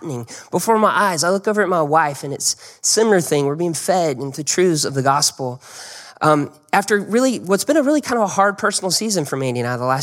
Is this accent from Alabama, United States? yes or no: yes; Birmingham, Alabama, United States; I was from Birmingham. I grew up in Birmingham.